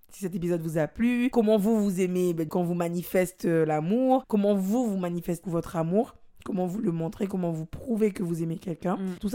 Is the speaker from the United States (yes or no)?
yes; United States; Oui, parce que je suis une américaine.